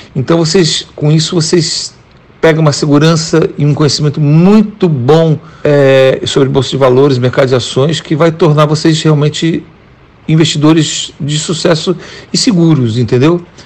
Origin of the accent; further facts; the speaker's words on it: Brazil; moved away as an adult; now in United States; só tem quatro anos que eu saí do Brasil